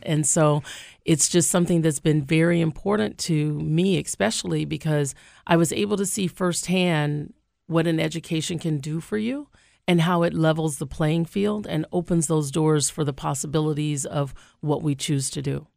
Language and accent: English; Shreveport, Louisiana, United States; moved away as an adult; also born or lived in New Orleans, Louisiana / Nevada; now in Albany, United States; I'm originally from Shreveport, Louisiana